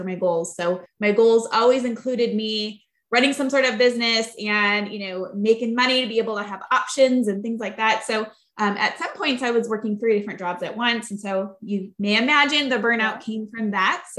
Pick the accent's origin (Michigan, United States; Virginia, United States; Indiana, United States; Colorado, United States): Michigan, United States; Flint; I grew up in Flint, Michigan